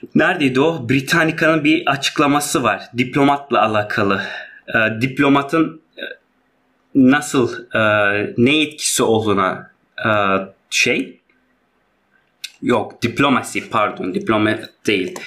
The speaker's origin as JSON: {"language": "Turkish", "region": "Hatay", "country": "Turkey", "said": "biz çok ya Hataylı olduğumuz"}